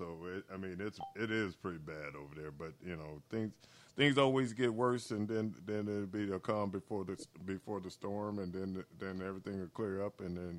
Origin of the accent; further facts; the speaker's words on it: Arkansas, United States; I'm from Arkansas, but I went to school up there